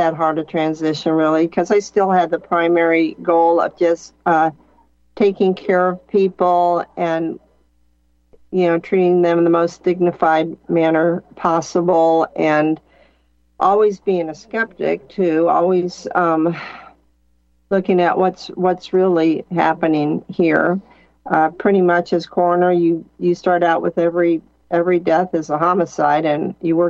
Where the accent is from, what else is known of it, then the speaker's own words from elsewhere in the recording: California, United States; now in Missouri, United States; So I moved around quite a bit, but I moved to Missouri in 2003, and I ran for coroner, and I was the weirdo from California